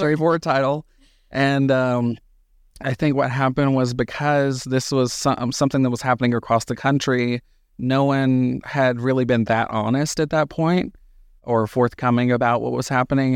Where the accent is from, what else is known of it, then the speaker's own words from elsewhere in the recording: Hazlehurst, Georgia, United States; moved away as an adult; now in Reno, United States; I was born and raised in Southeast Georgia, middle of nowhere, town called Hazelhurst